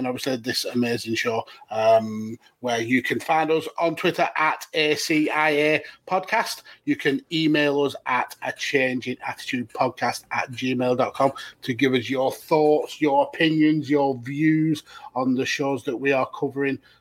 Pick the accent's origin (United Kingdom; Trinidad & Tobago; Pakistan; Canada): United Kingdom; I'm British, not American